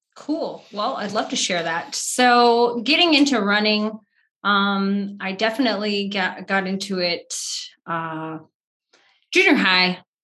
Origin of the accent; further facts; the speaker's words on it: Wheat Ridge, Colorado, United States; from Colorado, originally from the Wheat Ridge area